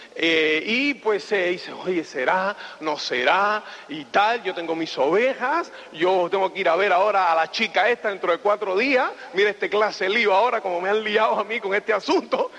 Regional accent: Cuba; moved away as an adult; also born or lived in Spain / United States; soy cubano. me asilé en España en el año 82

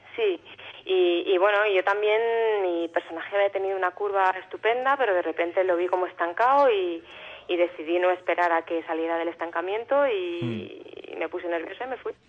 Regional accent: Alicante, Valencian Community, Spain; yo soy de Alicante y aparte yo tengo mucha familia en Valencia.

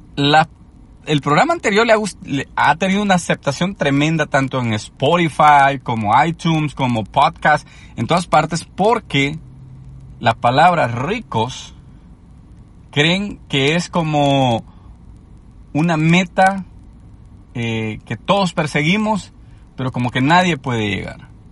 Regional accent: El Salvador; cuando yo crecí en Latinoamérica, en El Salvador específicamente

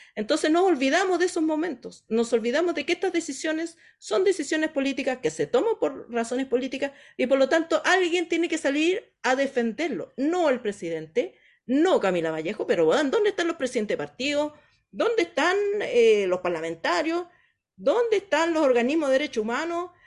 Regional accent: Chile; nosotros como, como chilenos

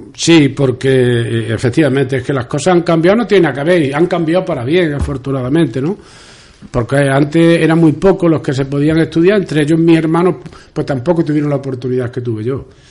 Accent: Calamonte, Extremadura, Spain; also born or lived in Villanueva de la Serena; las calles donde yo me crié

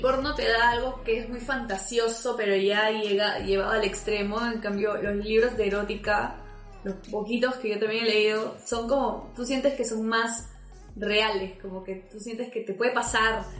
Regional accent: Peru; nosotros somos de Perú

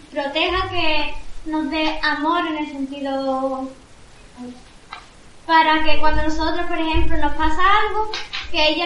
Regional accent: Spain; nosotros somos de España, de Europa.

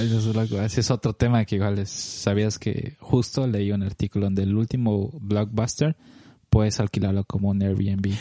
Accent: Cochabamba, Bolivia; moved away as an adult; now in Los Angeles, United States; viajo más que, más que todo una vez al año a ver a mi familia, a mis amigos allá en Cochabamba

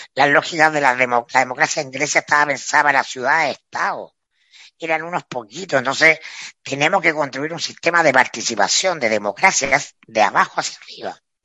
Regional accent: Chile

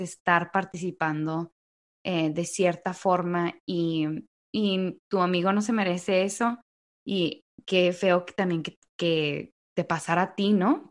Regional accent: Mexico; now in United States; somos así los mexicanos

